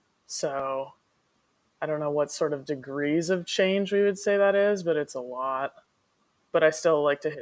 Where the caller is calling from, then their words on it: Austin, Texas, United States; I'm currently sitting in my house in Austin, Texas.